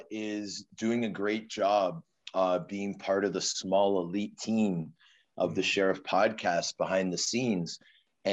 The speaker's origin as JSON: {"language": "English", "town": "Toronto", "region": "Ontario", "country": "Canada", "tie": "born or raised there", "also_born_or_lived": "Vancouver, Canada", "said": "So I was born in Vancouver on the west coast of Canada. And my family moved to Toronto when I was 6 years old. So okay. I had a short part of my upbringing in Van City, but the majority of my upbringing was in Scarborough, a suburb of Toronto"}